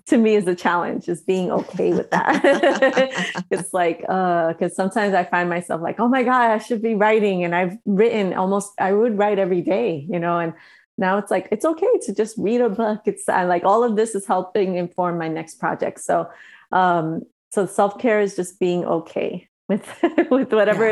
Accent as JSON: {"language": "English", "region": "New York", "country": "United States", "moved": "as an adult", "lives_now": "Los Angeles, United States", "said": "I've been here for so long and I still feel like I'm from New York"}